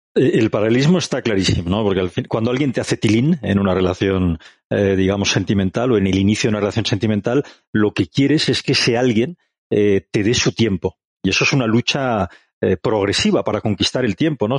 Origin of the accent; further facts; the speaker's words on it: Barcelona, Catalonia, Spain; now in Madrid, Spain; soy un catalán afincado en Madrid, pero no dejo de ser catalán, barcelonés para más señas